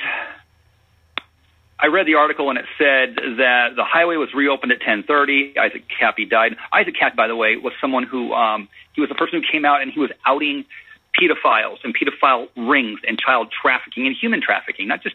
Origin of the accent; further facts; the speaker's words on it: Phoenix, Arizona, United States; I am born and raised in Arizona. I was born in Phoenix, moved out to the western part of the state when I was about 18